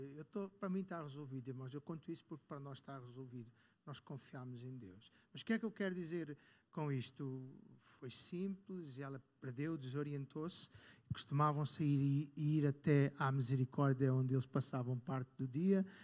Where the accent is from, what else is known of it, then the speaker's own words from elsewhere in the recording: North, Portugal; Eu sou do Norte